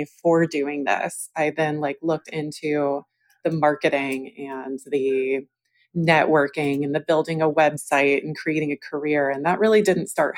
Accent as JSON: {"language": "English", "region": "Georgia", "country": "United States", "tie": "born or raised there", "moved": "yes", "said": "I was raised in Georgia"}